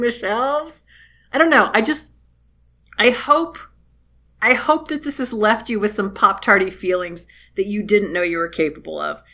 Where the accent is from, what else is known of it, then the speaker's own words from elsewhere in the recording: United States; I'm a trashy American